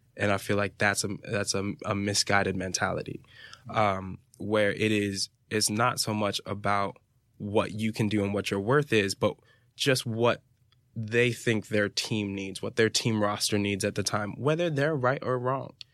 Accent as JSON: {"language": "English", "town": "Fort Lauderdale", "region": "Florida", "country": "United States", "said": "I'm from Fort Lauderdale, Florida"}